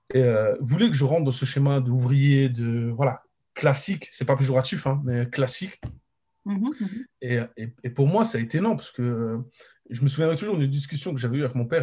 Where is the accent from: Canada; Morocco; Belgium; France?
Morocco; je suis marocain